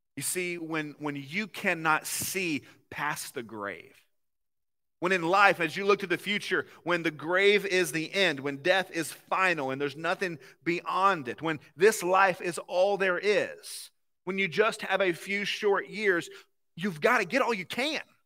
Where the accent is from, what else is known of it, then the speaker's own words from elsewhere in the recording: the South, United States; accent: southern; now in Ohio, United States; I'm from somewhere where the sweet tea is a little bit more like syrup